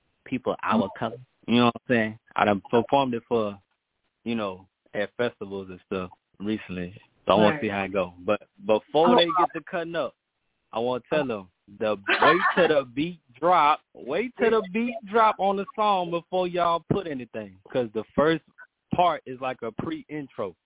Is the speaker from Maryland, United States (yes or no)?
no; Baton Rouge, Louisiana, United States; I'm from Baton Rouge, Louisiana.